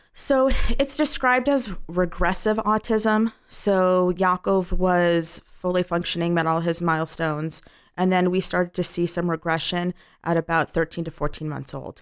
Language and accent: English; Los Angeles, California, United States; I'm from Los Angeles